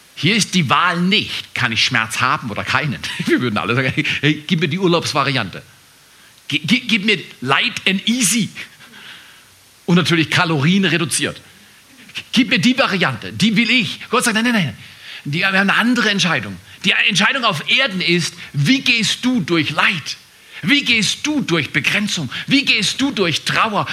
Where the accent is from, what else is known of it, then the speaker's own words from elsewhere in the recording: Germany; als Deutscher geboren zu werden